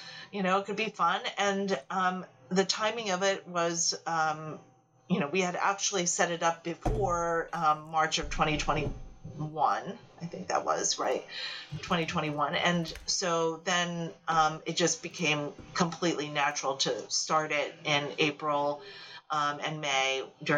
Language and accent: English; United States; person born in the United States to Asian immigrants